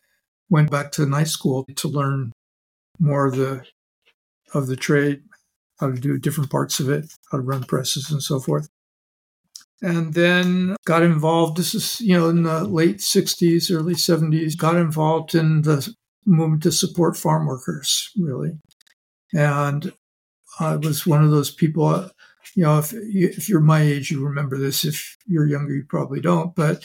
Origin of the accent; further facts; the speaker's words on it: Oakland, California, United States; You know, I grew up in Oakland